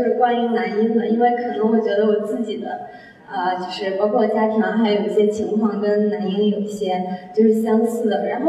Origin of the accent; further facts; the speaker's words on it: Anhui, China; 我也是安徽人